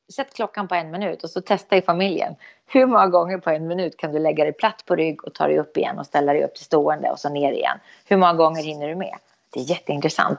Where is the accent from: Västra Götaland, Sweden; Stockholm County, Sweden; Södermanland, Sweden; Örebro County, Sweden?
Södermanland, Sweden; Eskilstuna; Eskilstuna, det är min hemstad